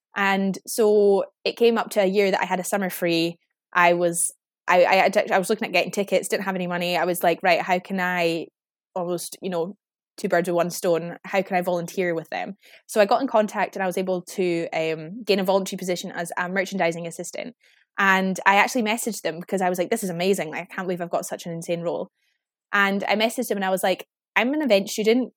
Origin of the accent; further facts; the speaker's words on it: Inverness, Scotland, United Kingdom; also born or lived in Glasgow; now in Edinburgh, United Kingdom; I am originally from Inverness in the Highlands of Scotland